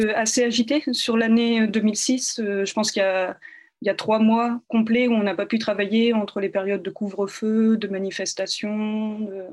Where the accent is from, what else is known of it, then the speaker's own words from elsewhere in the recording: in the North, Hauts-de-France, France; moved away as an adult; also born or lived in Czech Republic; je suis originaire du nord, effectivement, euh, de la campagne à une vingtaine de kilomètres euh, de Lille, où j'ai grandi.